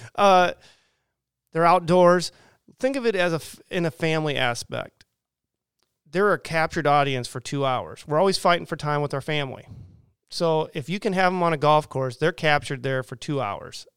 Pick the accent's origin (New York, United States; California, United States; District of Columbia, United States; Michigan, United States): California, United States; Southern; now in Quincy, United States; I grew up in Southern California